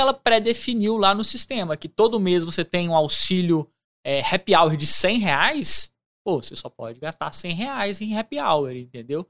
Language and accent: Portuguese; Belo Horizonte, Minas Gerais, Brazil; moved away as an adult; now in Ouro Preto, Brazil; Eu sou de Belo Horizonte, nascido e criado em BH